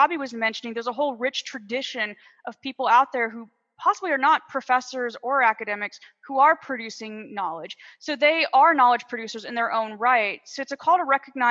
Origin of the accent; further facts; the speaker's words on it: United States; moved away; my home country